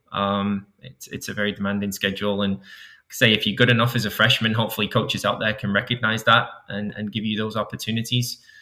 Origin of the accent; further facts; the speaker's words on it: Manchester, North West England, United Kingdom; moved away; I was raised in Manchester